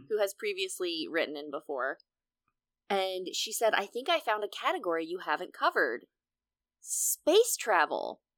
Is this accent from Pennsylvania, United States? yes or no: yes; Pennsylvania, United States; moved away; I am famously from Pennsylvania.